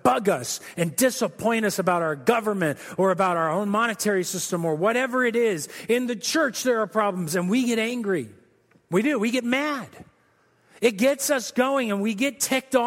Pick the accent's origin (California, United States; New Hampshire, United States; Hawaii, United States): California, United States; Corona; moved away; I grew up in Southern California. I'm a Southern California kid. I came from Corona